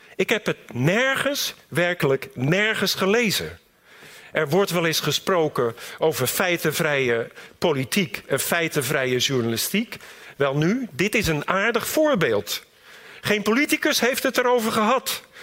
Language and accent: Dutch; Rotterdam, South Holland, Netherlands; also born or lived in Delft; Ik groeide op in de Rotterdamse wijk Katenrecht